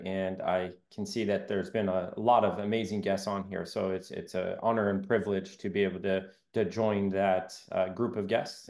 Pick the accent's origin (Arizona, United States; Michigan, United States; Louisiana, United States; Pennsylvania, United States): Arizona, United States; Southern; growing up in Southern Arizona